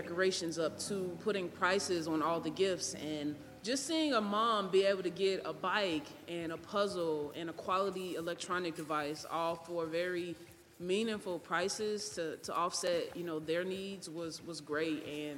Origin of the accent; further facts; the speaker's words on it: Chicago, Illinois, United States; I grew up in Woodlawn